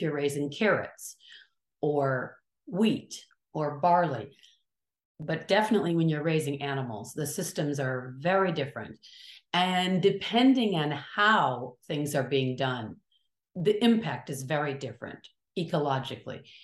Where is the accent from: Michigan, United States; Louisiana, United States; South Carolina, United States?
Michigan, United States; Kalamazoo; now in California, United States; I'm from sort of the middle, upper middle part of the country, the state of Michigan